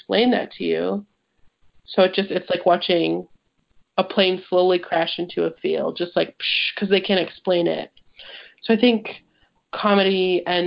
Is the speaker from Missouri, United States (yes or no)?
yes; 2 hours from Ferguson, Missouri, United States; moved away; that was like 2 hours from my hometown